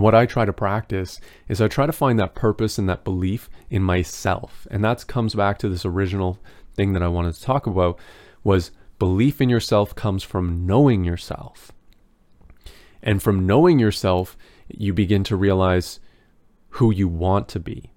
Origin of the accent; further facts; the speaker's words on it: Canada; As a Canadian